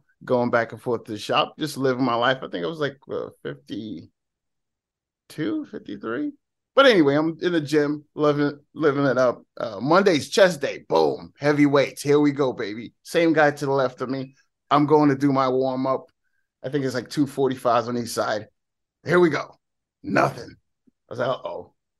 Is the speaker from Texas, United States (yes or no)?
no; New Jersey, United States; I'm from Jersey, so hey, because of this.